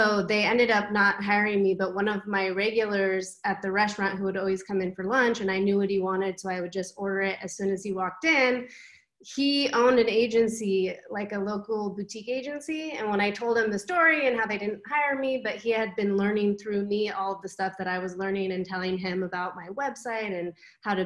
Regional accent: Southern California, United States; moved away as an adult; also born or lived in San Francisco Bay Area / New York; now in Amsterdam, Netherlands; I actually was born and raised in California, so I spent most of my life there. I was raised in Southern California and moved up to the Bay Area right after high school

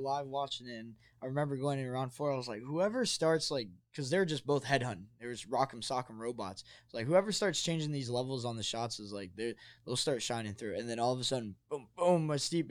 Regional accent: New Jersey, United States; now in Arizona, United States; I'm from New Jersey, so it's a little bit more of a different culture on the East Coast

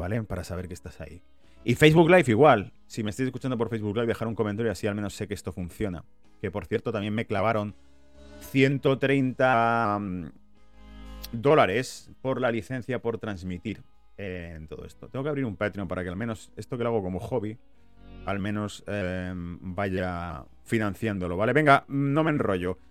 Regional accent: Spain; now in United Kingdom; como español viviendo en la pérfida Albion

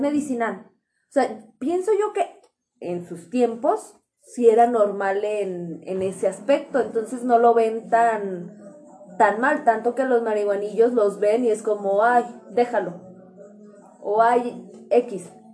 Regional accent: Mexico; yo por ser mexicana podrás decir, en mi país no está permitido

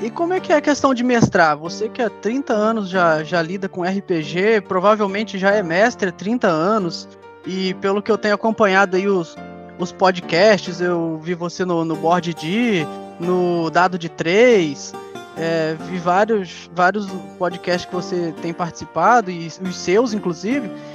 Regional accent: Três Rios, Rio de Janeiro, Brazil; a gente é do interior do Rio, nós somos de Três Rios

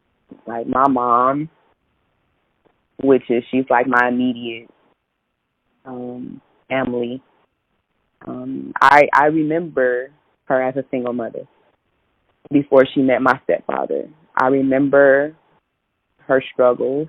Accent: United States; I'm as American as apple pie.

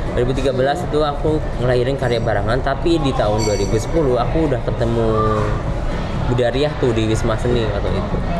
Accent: Banyumas, Central Java, Indonesia; Saya lahir di Banyumas

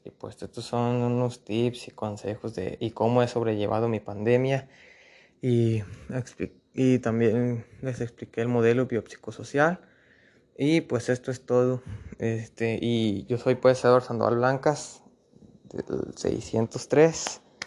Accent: Mexico; nuestro país México

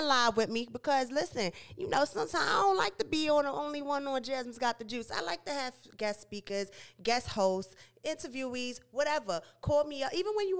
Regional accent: New York City, New York, United States; moved away as an adult; now in Greensboro, United States; I'm from Brooklyn, New York, and I'm here in Greensboro, North Carolina

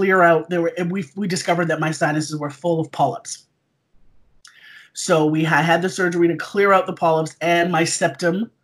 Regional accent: Toronto, Ontario, Canada; also born or lived in South Africa; I currently live in Toronto, in Canada. I've lived here for like 43 of my 44 years. Originally, I was born in South Africa.

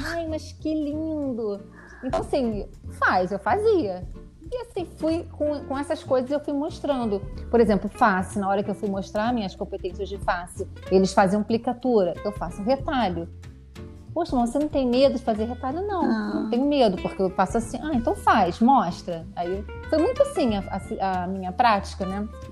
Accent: Rio de Janeiro, Brazil; moved away as an adult; now in Värnamo, Sweden; eu sou carioca, é, estudei, fiz medicina é, na UERJ

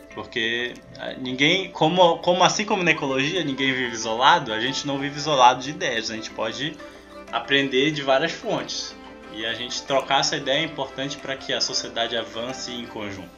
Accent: Amazon, Brazil; eu e tu, nós somos da Amazônia

